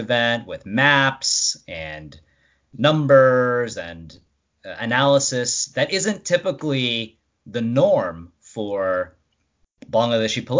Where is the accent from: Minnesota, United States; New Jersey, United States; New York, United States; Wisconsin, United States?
New York, United States; Rockland County; being born and raised in Rockland upstate